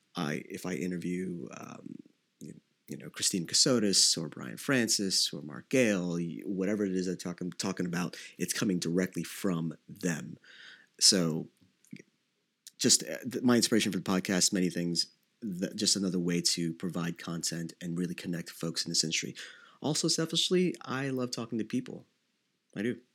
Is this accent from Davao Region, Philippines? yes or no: yes; Davao City, Davao Region, Philippines; moved away; I was born in Davao City in the Philippines